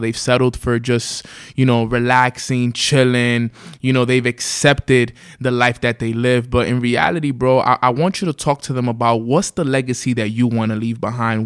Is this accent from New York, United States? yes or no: yes; New York City, New York, United States; we grew up in Washington Heights, New York City